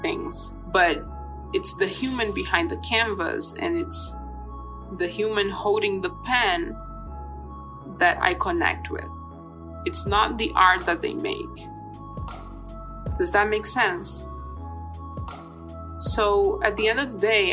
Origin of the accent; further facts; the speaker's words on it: Brazil; I was born in Brazil in 1995